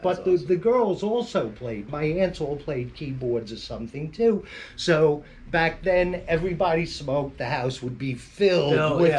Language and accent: English; Staten Island, New York, United States; It's when I grew up on Staten Island, it was